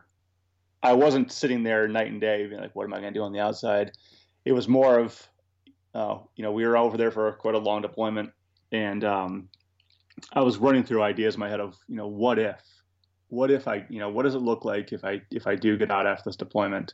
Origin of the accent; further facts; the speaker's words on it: New England, United States; I'm from New England, born and raised here, went off to the military from here, and I came back to here after I got out.